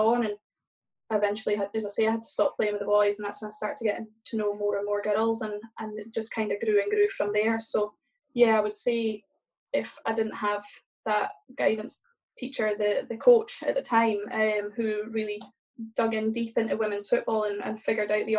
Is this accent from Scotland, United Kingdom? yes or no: yes; Aberdeen, Scotland, United Kingdom; growing up in Aberdeen